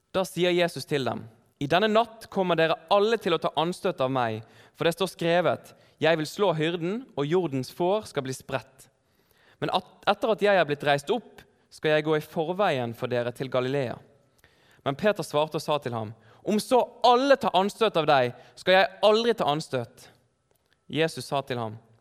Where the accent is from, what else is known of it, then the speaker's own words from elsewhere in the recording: Bergen, Vestland, Norway; moved away as an adult; now in Oslo, Norway; Jeg er her fra Bergen.